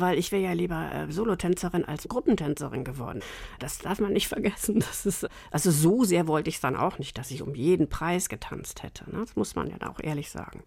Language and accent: German; Northern Germany, Germany; moved away as an adult; also born or lived in Munich; die Anfangszeit so als Norddeutsche war nicht einfach